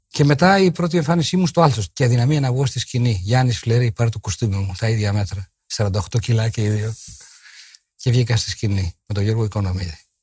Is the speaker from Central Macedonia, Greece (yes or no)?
yes; Kalamaria, Central Macedonia, Greece; Εγώ γεννήθηκα στην Καλαμαριά 7 Μαΐου 1940